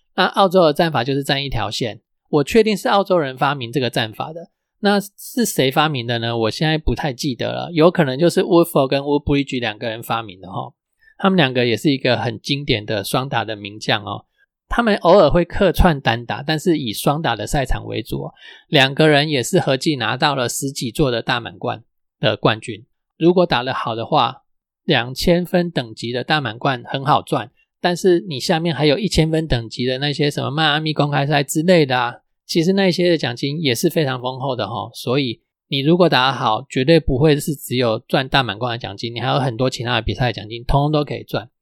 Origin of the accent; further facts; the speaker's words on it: Nantou County, Taiwan; 我也是南投人